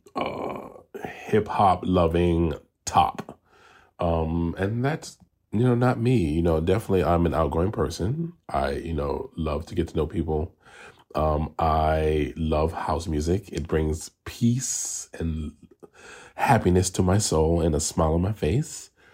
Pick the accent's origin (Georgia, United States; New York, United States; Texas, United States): New York, United States; New York City; moved away as an adult; now in Los Angeles, United States; I am originally from New York City, the South Bronx, and now I live in Los Angeles, California, and I've been out here for thirteen years.